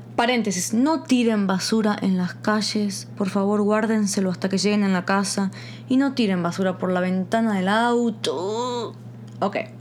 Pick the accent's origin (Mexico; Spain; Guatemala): Guatemala; moved away; yo me crié 10 años en Guatemala